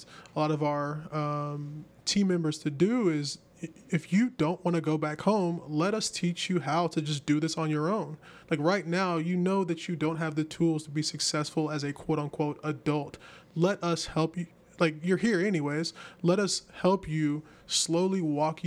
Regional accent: the South, United States; I'm from the South

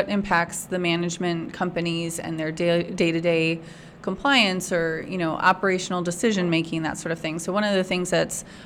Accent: Michigan, United States; moved away as an adult; also born or lived in Kalamazoo, Michigan / Grand Rapids, Michigan; now in Austin, United States; I am originally from Michigan.

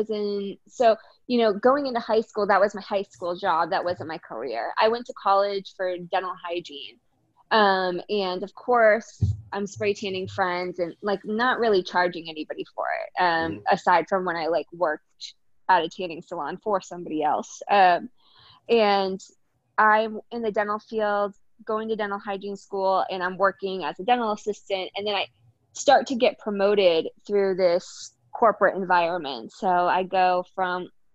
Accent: United States; also born or lived in Boston, Massachusetts / Rhode Island; I am from Boston, or I went to high school in Rhode Island

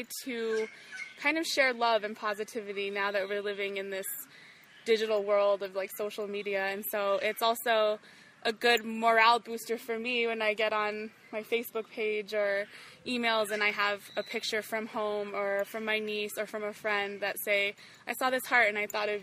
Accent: Albuquerque, New Mexico, United States; moved away as an adult; also born or lived in Rwengoma, Fort Portal, Uganda; now in Fort Portal, Uganda; I'm from Albuquerque, New Mexico, back in the States, but now I live in Rangoma

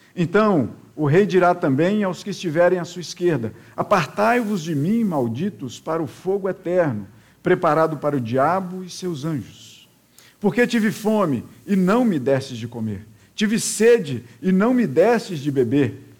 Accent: interior of Minas Gerais, Brazil; now in Rio de Janeiro, Brazil; pelo sotaque, falando assim, esse cara não é carioca não. E realmente não sou, né? Eu sou lá do interior de Minas, bem interior. E lá nesse interior de Minas, eu morava na periferia da cidade

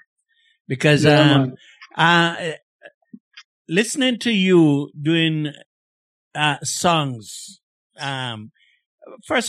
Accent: Jamaica; moved away; as a young man growing up in Jamaica in the 60s

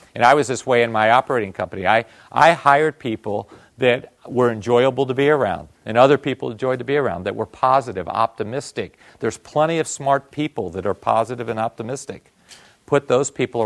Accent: Northeast, United States; also born or lived in Tokyo, Japan; now in Bay Area, United States; I'm from the Northeast

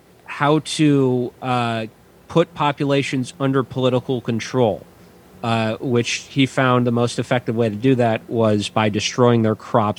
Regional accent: Saint Paul, Minnesota, United States; my hometown of St. Paul.

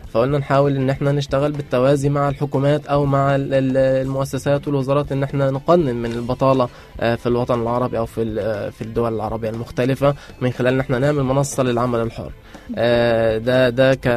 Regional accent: Egypt; عندنا في مصر

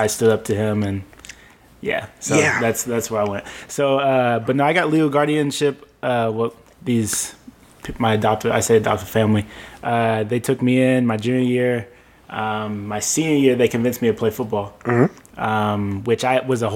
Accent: Langston, Oklahoma, United States; also born or lived in Guthrie, Oklahoma / Edmond, Oklahoma; I grew up in Langston, like my younger years in Langston.

